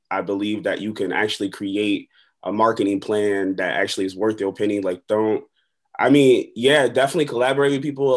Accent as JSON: {"language": "English", "town": "Buffalo", "region": "New York", "country": "United States", "tie": "born or raised there", "also_born_or_lived": "Long Beach, California", "said": "I'm from Long Beach, California, but I grew up in Buffalo, New York."}